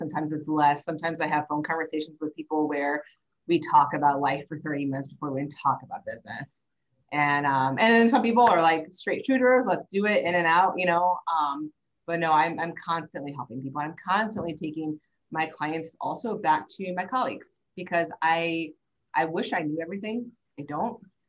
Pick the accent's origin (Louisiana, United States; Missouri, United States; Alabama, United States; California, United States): Missouri, United States; St. Louis; I grew up in St. Louis.